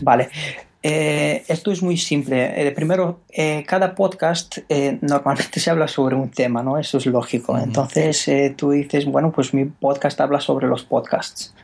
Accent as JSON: {"language": "Spanish", "country": "Romania", "second_language": "Spanish", "moved": "as an adult", "lives_now": "Spain", "said": "yo soy rumano"}